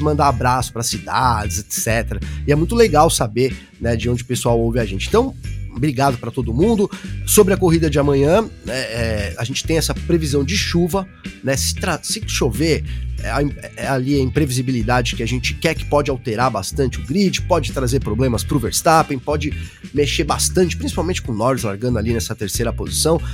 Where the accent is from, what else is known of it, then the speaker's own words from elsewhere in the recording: São Bernardo do Campo, São Paulo, Brazil; eu sou de São Bernardo, né? Já falei até hoje aqui, sou batateiro.